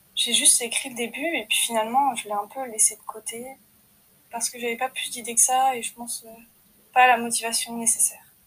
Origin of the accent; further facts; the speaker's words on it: France; Je suis française, j'ai des origines bretonnes et alsaciennes